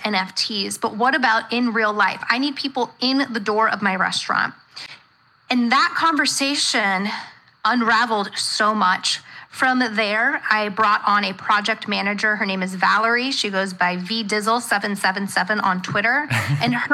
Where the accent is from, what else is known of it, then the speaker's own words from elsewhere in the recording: Centerville, Ohio, United States; I'm from Centerville